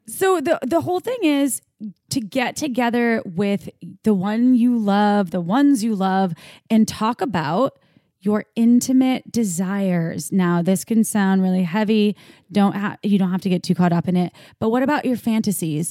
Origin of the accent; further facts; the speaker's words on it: Midwest, United States; growing up in the Midwest